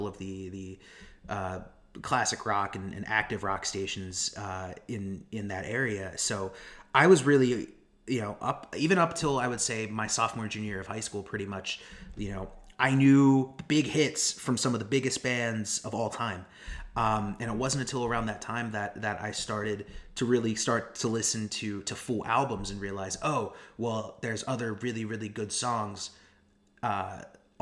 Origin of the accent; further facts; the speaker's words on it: Harrisburg, Pennsylvania, United States; moved away as an adult; now in West Virginia, United States; I grew up outside of Harrisburg